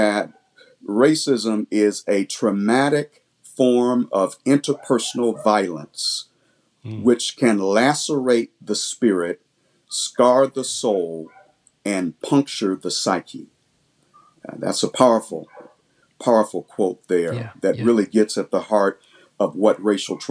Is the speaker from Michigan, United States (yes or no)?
yes; Detroit, Michigan, United States; now in Louisville, United States; I was raised primarily in Detroit public schools going there